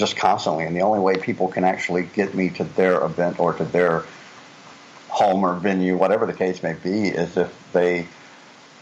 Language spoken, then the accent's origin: English; Florida, United States; now in Netherlands; I'm from Florida, which is even flatter than a pancake.